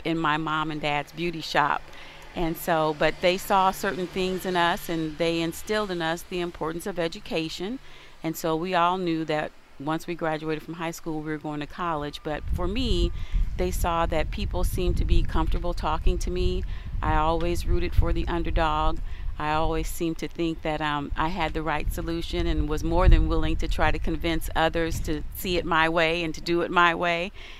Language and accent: English; Decatur, Illinois, United States; now in Chatham, United States; born and raised in Decatur, Illinois